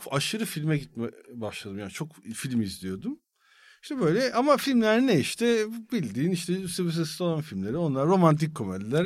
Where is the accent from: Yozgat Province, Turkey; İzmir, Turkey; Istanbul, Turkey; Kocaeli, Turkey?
Kocaeli, Turkey; İzmit; İzmit'te e, işte büyüdüm.